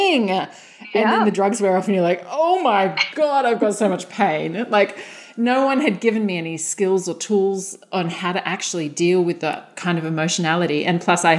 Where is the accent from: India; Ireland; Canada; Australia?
Australia; we're Australian